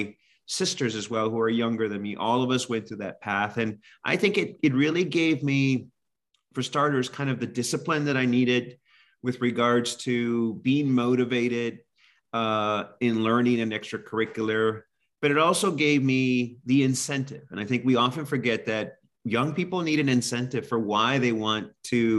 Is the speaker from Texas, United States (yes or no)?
yes; Corpus Christi, Texas, United States; now in Pennsylvania, United States; I grew up in South Texas, right around the Corpus Christi area, very close to the Mexican border.